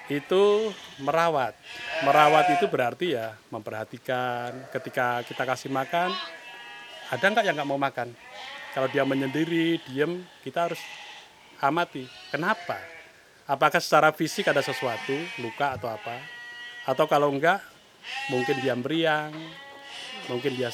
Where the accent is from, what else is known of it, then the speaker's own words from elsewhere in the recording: Muntilan, Central Java, Indonesia; Saya lahir di Muntilan.